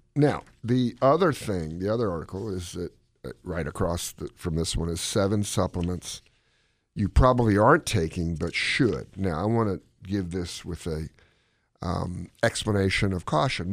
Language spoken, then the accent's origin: English; Gaithersburg, Maryland, United States; my hometown, Gaithersburg, Maryland